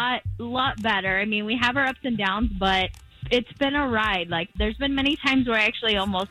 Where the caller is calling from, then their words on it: Winter Garden, Florida, United States; I'm from Winter Garden.